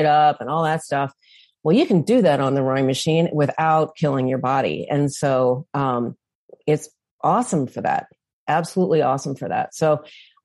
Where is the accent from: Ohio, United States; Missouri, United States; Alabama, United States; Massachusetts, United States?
Missouri, United States; St. Louis; now in Northern Michigan, United States; I'm from St. Louis originally, and now I live in Northern Michigan